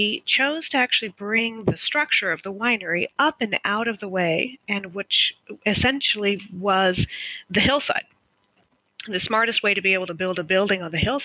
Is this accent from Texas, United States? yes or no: yes; Texas, United States; moved away as an adult; also born or lived in Argentina / Northern California; now in Napa Valley, United States; we spent most of my childhood and college years in Texas